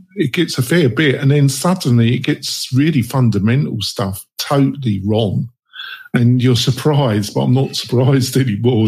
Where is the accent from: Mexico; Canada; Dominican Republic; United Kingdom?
United Kingdom; England; now in United States; I'm English. I live in America though